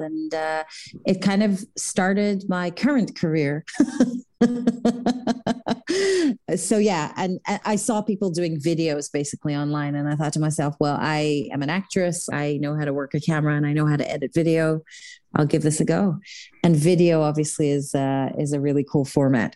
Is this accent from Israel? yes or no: yes; Jerusalem, Jerusalem District, Israel; moved away; I was born in Israel, in Jerusalem